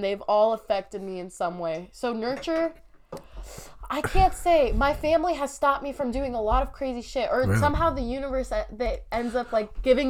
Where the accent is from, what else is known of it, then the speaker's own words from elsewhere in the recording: United States; Muslim, so it's a very strict kind of setting. But yeah. I grew up in America, so it's super conflicting